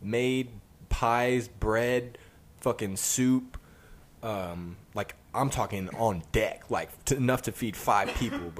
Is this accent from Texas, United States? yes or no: yes; Texas, United States; I grew up here in Texas